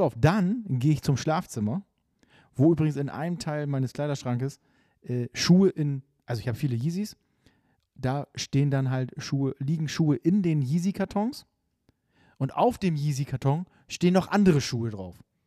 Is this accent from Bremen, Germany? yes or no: yes; Bremerhaven, Bremen, Germany; also born or lived in Nordenham; now in Bremen, Germany; ich bin Bremerhaven geboren. Dann lange habe ich, äh, in, in Nordenham gewohnt und jetzt, äh, schon noch länger in Bremen auf jeden Fall.